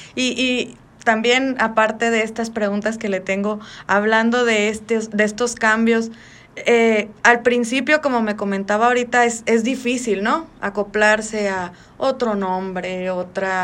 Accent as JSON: {"language": "Spanish", "town": "Magdalena de Kino", "region": "Sonora", "country": "Mexico"}